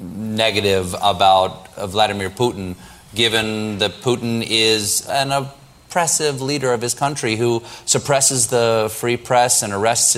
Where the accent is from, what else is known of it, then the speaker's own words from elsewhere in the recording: United States; I, as an American